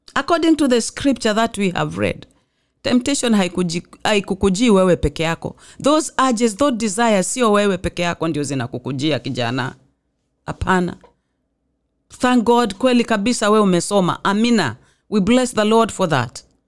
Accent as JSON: {"language": "English", "town": "Mombasa", "region": "Mombasa County", "country": "Kenya", "said": "I come from Mombasa"}